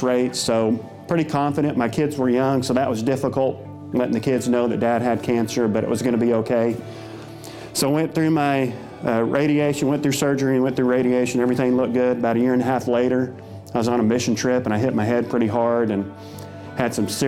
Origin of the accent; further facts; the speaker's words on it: Dewey, Oklahoma, United States; I grew up in Dewey, Oklahoma, northeast Oklahoma